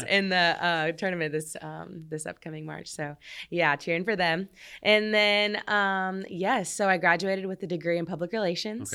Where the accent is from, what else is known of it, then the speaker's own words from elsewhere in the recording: Red Bud, Illinois, United States; moved away; I grew up in a really small town in Illinois called Redbud